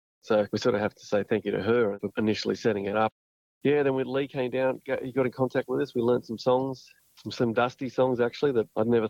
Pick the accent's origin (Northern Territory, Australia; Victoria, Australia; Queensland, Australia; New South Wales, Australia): New South Wales, Australia; Tamworth; now in Newcastle, Australia; we both moved to Newcastle because we're both from Tamworth.